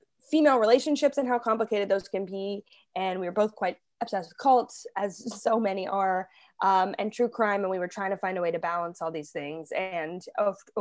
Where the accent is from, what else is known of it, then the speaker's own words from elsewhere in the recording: Toronto, Ontario, Canada; also born or lived in Halifax; now in Toronto, Canada; I grew up in Toronto, but I moved back here from Halifax after we made that first season